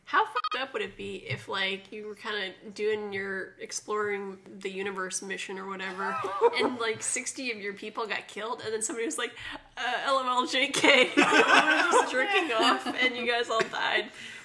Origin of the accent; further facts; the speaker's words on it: California, United States; I mean, but we're from California.